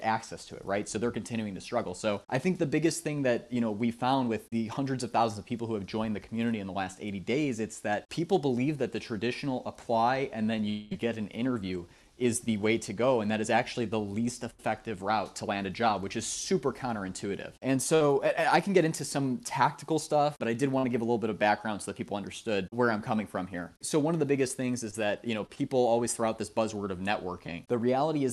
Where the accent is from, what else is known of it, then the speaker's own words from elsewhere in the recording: Chicago, Illinois, United States; I'm from Chicago, Illinois